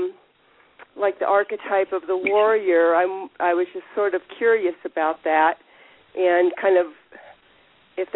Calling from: Colorado, United States; I'm calling from Colorado.

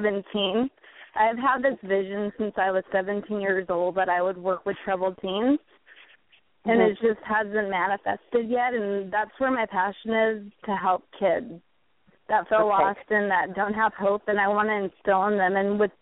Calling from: California, United States; From California.

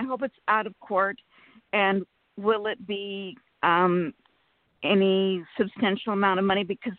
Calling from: California, United States; from California.

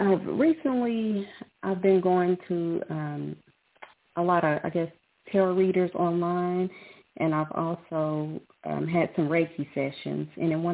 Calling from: Lubbock, Texas, United States; I'm calling from Lubbock, Texas.

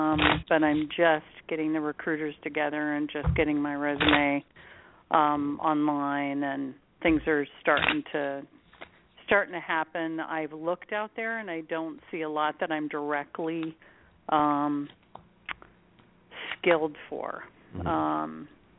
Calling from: San Jose, California, United States; I'm calling from San Jose.

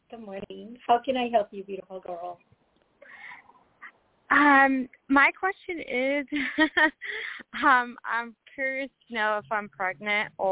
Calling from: Washington, United States; I'm calling from Washington State.

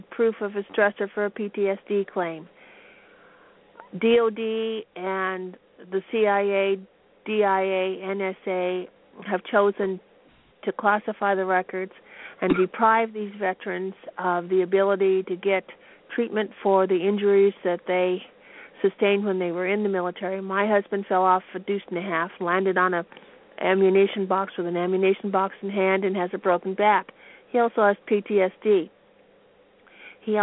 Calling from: Pendleton, Oregon, United States; I'm from Pendleton, Oregon.

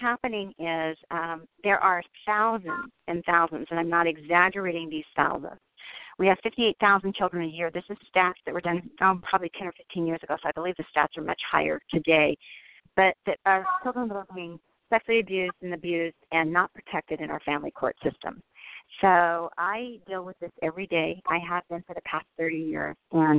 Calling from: Denver, Colorado, United States; I live in Denver, Colorado. So I'm a Denver woman.

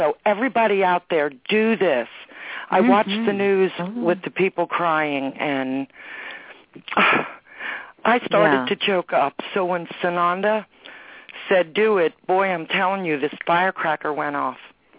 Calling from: Pennsylvania, United States; And I'm calling from Pennsylvania

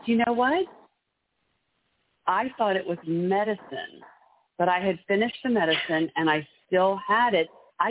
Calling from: Maryland, United States; I'm calling from Maryland.

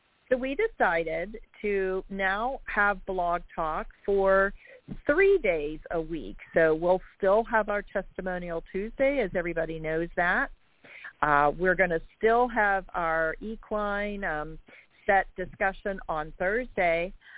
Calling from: Jacksonville, Florida, United States; I'm calling from Jacksonville, Florida.

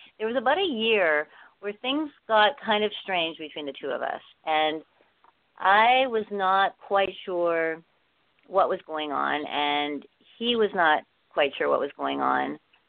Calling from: Vancouver, British Columbia, Canada; Right now I'm in Vancouver. It's Christmas here with my family, and most of my family is resides in Vancouver

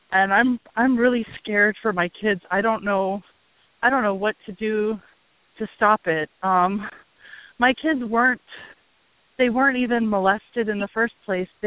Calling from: Hawaii, United States; I'm calling from Hawaii

